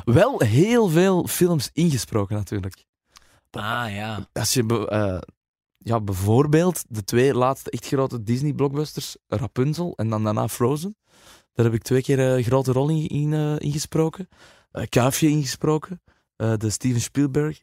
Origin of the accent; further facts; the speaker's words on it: Flanders, Belgium; wij als Vlamingen